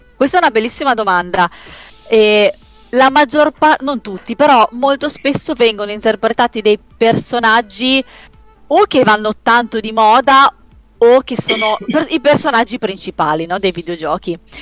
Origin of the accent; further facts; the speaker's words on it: Parma, Emilia-Romagna, Italy; io sono di Parma